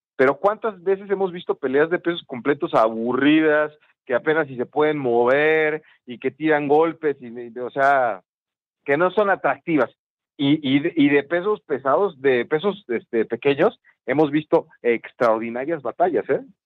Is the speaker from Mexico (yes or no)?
yes; Mexico; En mi país, en México